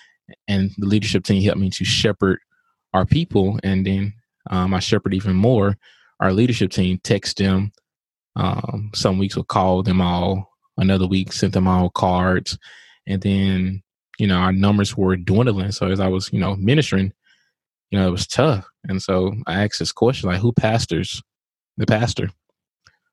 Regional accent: Vicksburg, Mississippi, United States; moved away as an adult; also born or lived in New Orleans, Louisiana; I'm from Vicksburg, Mississippi

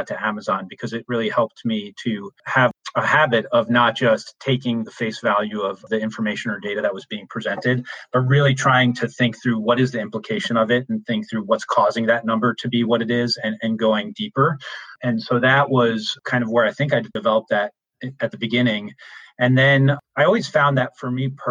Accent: New York, United States; I'm originally from New York

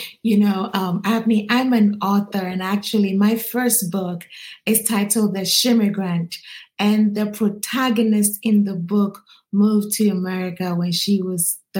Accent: Ghana; now in United States; I'm originally from Ghana, West Africa.

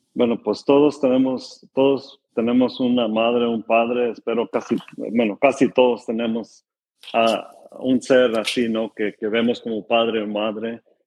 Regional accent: California, United States; tengo 37 años y nací en California

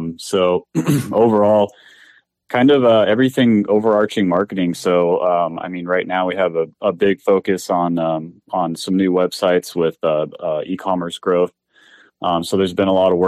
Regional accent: Southern California, United States; I was born and raised in SoCal here.

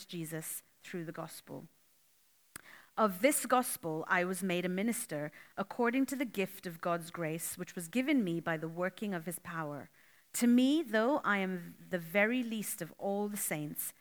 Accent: Canada; moved away as an adult; now in Australia; I'm from Canada and I've moved to Australia 5 months ago

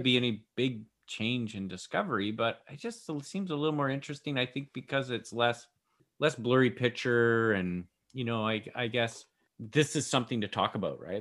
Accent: Victoria, British Columbia, Canada; we're from B C, Canada.

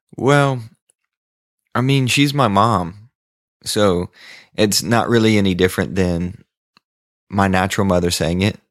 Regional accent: the South, United States; accent: cowboy Southern; I was this guy from the South who had a cowboy Southern accent

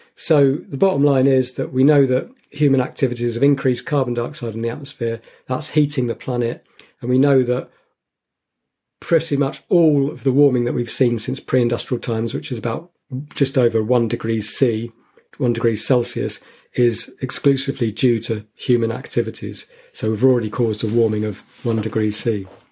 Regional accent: St Albans, East of England, United Kingdom; moved away; where I was growing up in St Albans

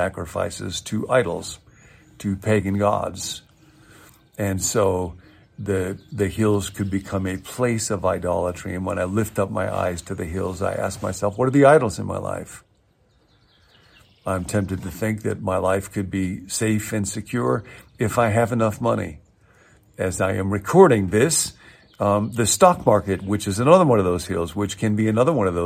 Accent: Midwest, United States; I grew up in the Midwest in a very flat part of the world

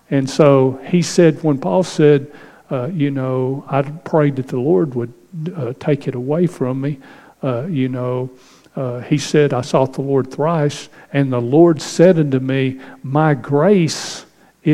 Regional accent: Northeast Texas, United States; moved away; growing up in Northeast Texas as a kid

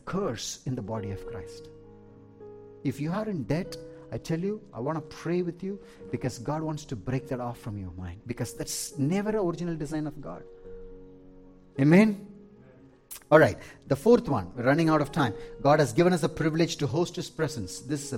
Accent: South India, India; moved away; I am from India, from South India, we have mango trees

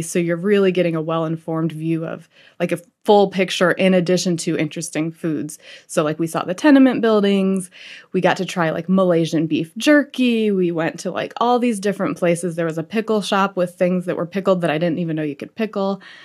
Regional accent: Fort Wayne, Indiana, United States; now in New York, United States; I grew up in Fort Wayne, Indiana

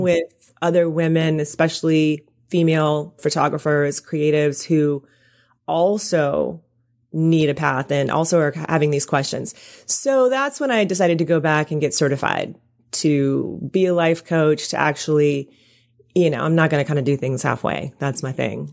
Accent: Deep South, United States; I'm from the South, you know, I'm from, like, the deep South

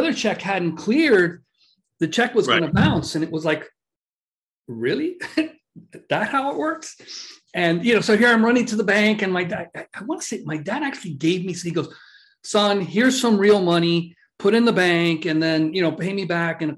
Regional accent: Miami, Florida, United States; moved away as an adult; also born or lived in Boca Raton; we're from Miami

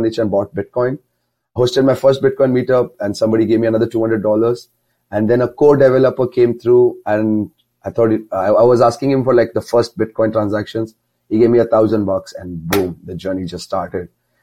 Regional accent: near Mumbai, Maharashtra, India; moved away as an adult; There's a small town near Mumbai. Mumbai is a very big city, but I'm near Mumbai

